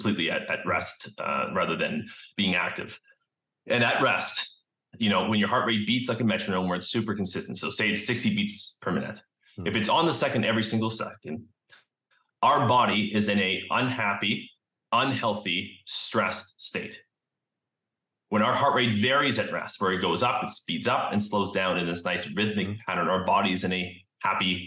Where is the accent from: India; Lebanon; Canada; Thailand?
Canada; Vancouver, British Columbia; also born or lived in Pennsylvania; I'm from Vancouver, Canada, and I came back home here